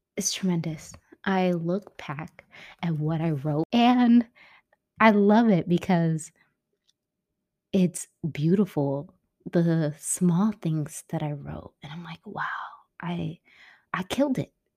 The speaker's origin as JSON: {"language": "English", "town": "San Francisco", "region": "California", "country": "United States", "tie": "born or raised there", "moved": "as an adult", "said": "my hometown, which I was born and raised, um, San Francisco"}